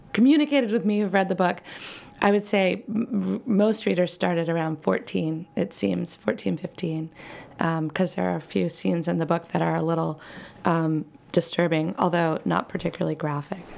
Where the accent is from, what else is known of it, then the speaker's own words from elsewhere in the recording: Maine, United States; I grew up in Maine